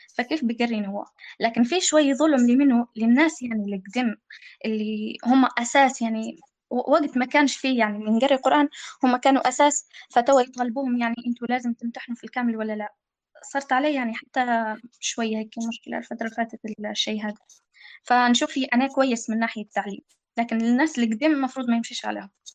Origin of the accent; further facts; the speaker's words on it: Libya; إحنا عندنا في ليبيا